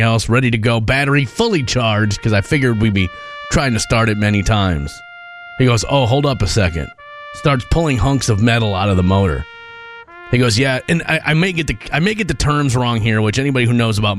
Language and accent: English; Midwest, United States; I grew up in the Midwest. I grew up around lakes constantly.